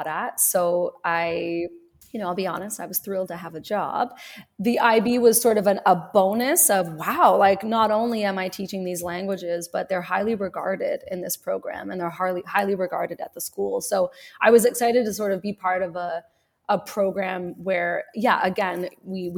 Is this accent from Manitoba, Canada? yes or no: no; Ottawa, Ontario, Canada; I grew up in Ottawa, so I was always in French immersion